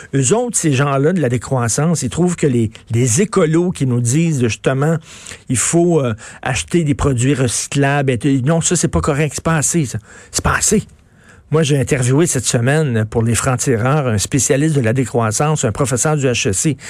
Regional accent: Quebec, Canada

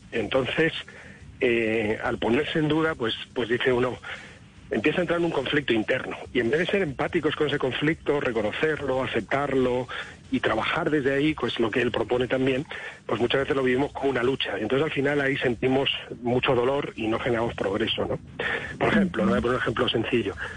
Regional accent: Spain; Yo como español

